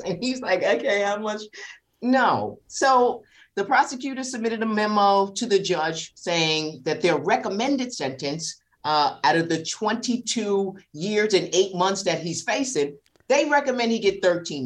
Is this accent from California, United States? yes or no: no; New York City, New York, United States; I grew up in South Jamaica, Queens, 40 projects.